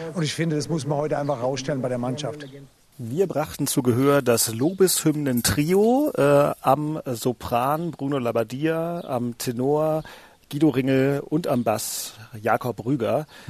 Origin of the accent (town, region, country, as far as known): Cologne, North Rhine-Westphalia, Germany; born or raised there